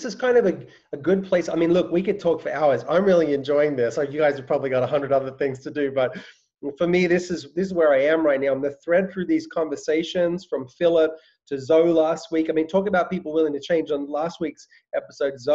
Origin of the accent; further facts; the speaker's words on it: Australia; moved away; I grew up in Australia